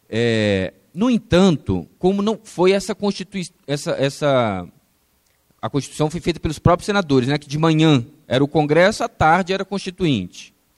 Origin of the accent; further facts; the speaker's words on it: Brazil; nós, enquanto brasileiros